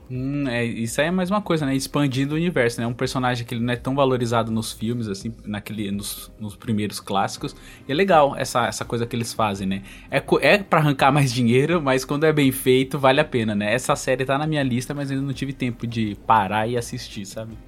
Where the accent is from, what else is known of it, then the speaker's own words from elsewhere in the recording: Northeast Region, Brazil; Eu sou nordestino